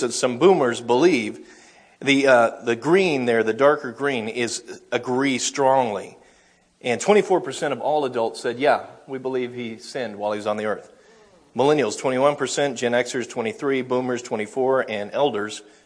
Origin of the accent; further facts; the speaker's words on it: United States; 73% of us Americans, quote unquote, identify as Christian